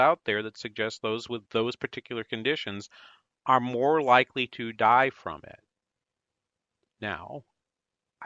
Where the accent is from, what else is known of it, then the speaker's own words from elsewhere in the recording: New Hampshire, United States; now in Minnesota, United States; New Hampshire does vaccinate their higher ed employees, which is my home state